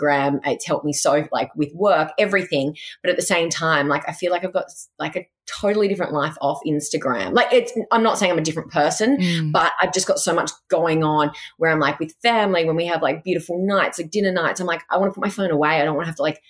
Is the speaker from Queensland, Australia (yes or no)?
no; Goulburn, New South Wales, Australia; also born or lived in Sydney; I actually grew up in a country town called Goulburn.